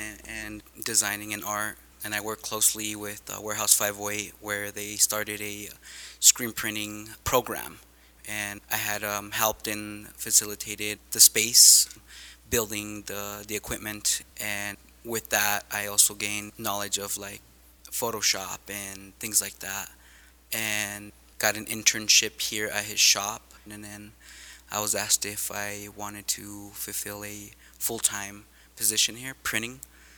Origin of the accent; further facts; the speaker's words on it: Albuquerque, New Mexico, United States; also born or lived in El Paso, Texas; I was born in El Paso, Texas, and raised in Albuquerque.